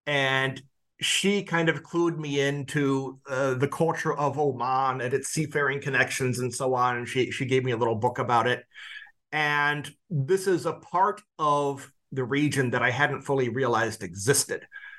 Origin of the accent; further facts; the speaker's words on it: Quincy, Illinois, United States; So I grew up in Quincy, Illinois, which is in the whitest part of the American state of Illinois along the Mississippi River. Partway between, it's in the Midwest, between St. Louis and Chicago, that broad expanse.